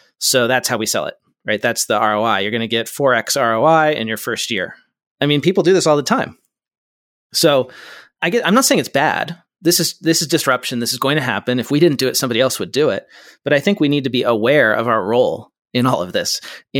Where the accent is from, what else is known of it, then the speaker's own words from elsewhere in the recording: West Coast, United States; I'm from the West Coast. I don't know this geography.